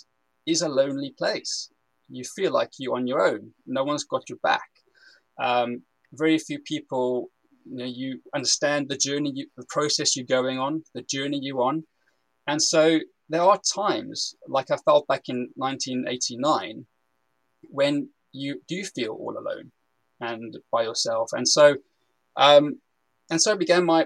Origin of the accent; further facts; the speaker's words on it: South Africa; now in United Kingdom; I'm from South Africa originally